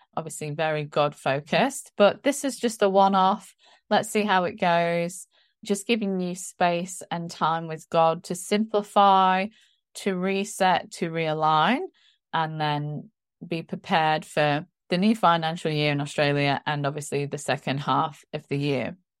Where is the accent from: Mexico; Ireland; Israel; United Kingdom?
United Kingdom; England; moved away; being English and being a Christian